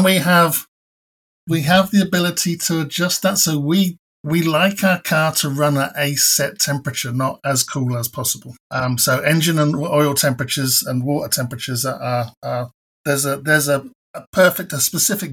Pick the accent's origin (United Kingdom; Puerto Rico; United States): United Kingdom; hometown where Benetton was based, South East England; the Formula One team that I ended up working for, Benetton, was based in my hometown